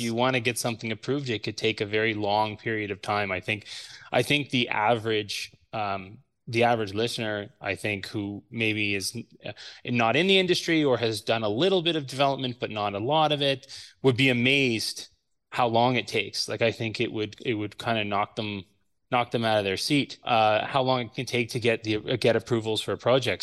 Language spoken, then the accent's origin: English; Ottawa, Ontario, Canada; I attended Canterbury High School here in Ottawa